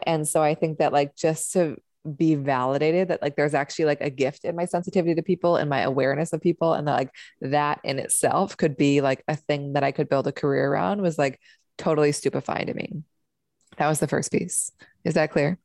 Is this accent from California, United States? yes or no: no; Seattle, Washington, United States; I grew up in Seattle